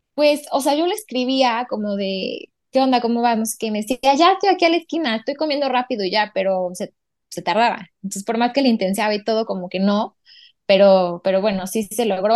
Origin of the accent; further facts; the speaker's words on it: Puebla, Mexico; also born or lived in Barcelona; Yo soy de Puebla